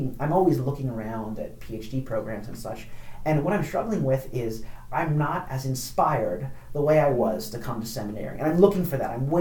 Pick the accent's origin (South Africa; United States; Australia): United States; Upper Darby, Pennsylvania; I grew up in Upper Darby, right outside of Philadelphia